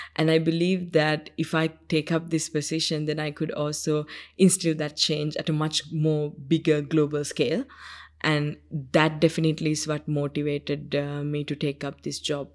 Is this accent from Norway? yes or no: no; Sri Lanka; first language Sinhala; English is a second language; the village where I grew up in Sri Lanka